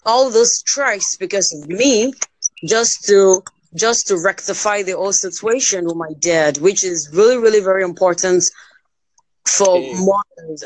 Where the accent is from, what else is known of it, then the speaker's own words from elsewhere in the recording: Nigeria; I'm from Nigeria